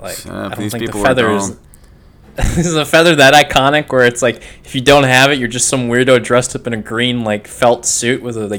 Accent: Minnesota, United States; now in Florida, United States; since I moved away from Minnesota

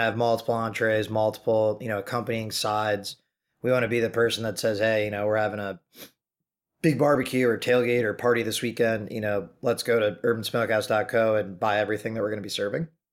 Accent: Chicago, Illinois, United States; moved away as an adult; also born or lived in Maine; now in New York City, United States; born and raised in the Chicagoland area.

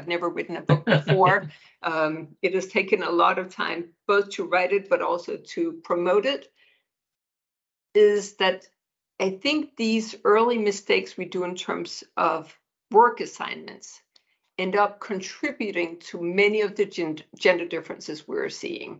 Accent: Denmark; moved away as an adult; now in United States; I'm born and raised in Denmark

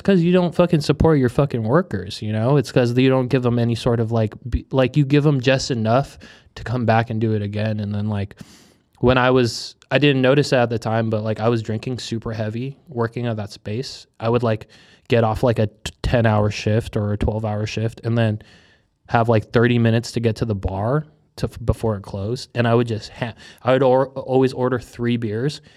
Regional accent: United States; born or raised there; also born or lived in Hong Kong / Manila, Philippines

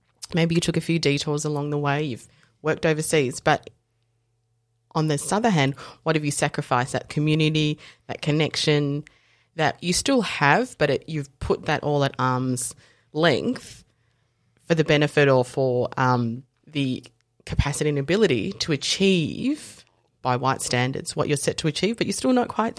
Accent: South Africa; So I was born in South Africa and I am coloured South African. So in South Africa, there's whites, coloureds, blacks, traditionally, and I fit into that coloured mix.

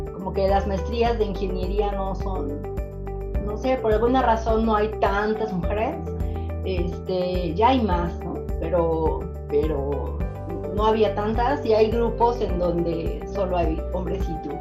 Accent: Puebla, Mexico; soy de Puebla

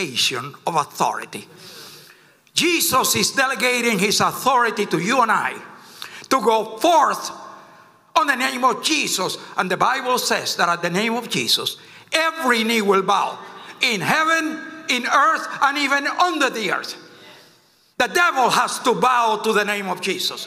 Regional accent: Cuba; now in United States; I came from Cuba. I've seen communism firsthand

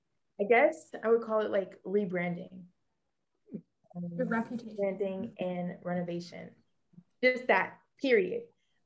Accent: New York, United States; moved away as an adult; since I grew up in New York, you know, all those years, spent all that time in New York, went to college in New York

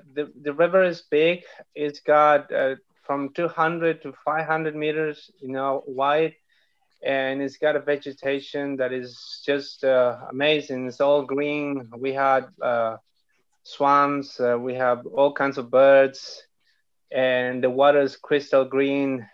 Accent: Nueva Toltén, Araucanía, Chile; I am from Nueva Tolten, which is in the south of Chile

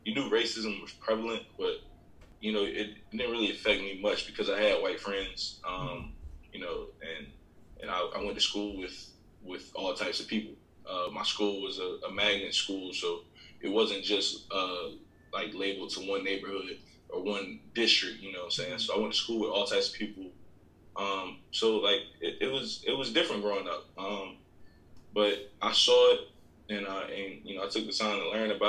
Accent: Greensboro, North Carolina, United States; growing up in North Carolina

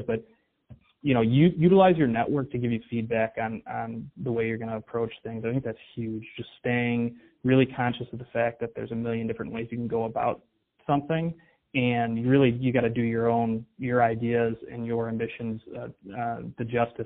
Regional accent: Detroit, Michigan, United States; I'm from the Detroit area

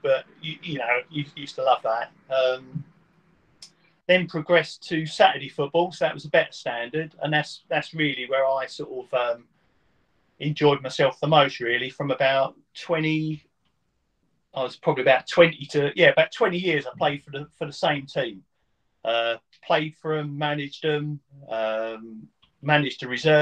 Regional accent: Witham, East of England, United Kingdom; also born or lived in Maldon / Braintree; I was born in Maldon. My parents had moved from London to Witham. Mm-hmm. So the first 10 years of my life, I lived in Witham

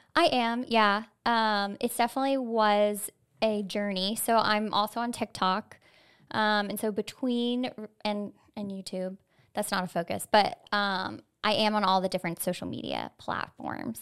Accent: Florida, United States; I myself am a native Floridian

